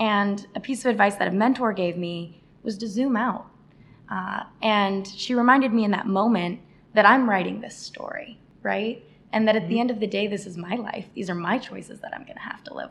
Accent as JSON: {"language": "English", "region": "Arizona", "country": "United States", "tie": "born or raised there", "moved": "as an adult", "lives_now": "New York, United States", "said": "I moved all the way to the big city, yeah, from Arizona, all by myself as the first of my family to attend college"}